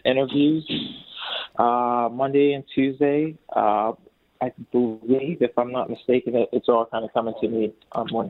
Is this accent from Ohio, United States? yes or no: yes; Columbus, Ohio, United States; I'm from Columbus, Ohio